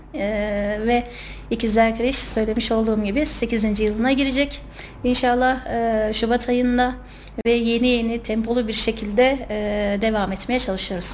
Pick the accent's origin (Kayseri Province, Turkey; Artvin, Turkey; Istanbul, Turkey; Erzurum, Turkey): Kayseri Province, Turkey; 1994 e, Kayseri doğumluyum